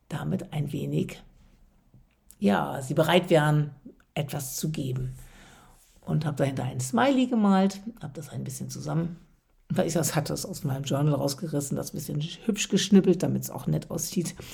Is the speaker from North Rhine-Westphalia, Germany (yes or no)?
no; Westerstede, Lower Saxony, Germany; now in Hamburg, Germany; wie in meiner Heimat in Westerstede, und das ist ja hier in Hamburg auch so häufig gegangen und gäbe, noch ein freundliches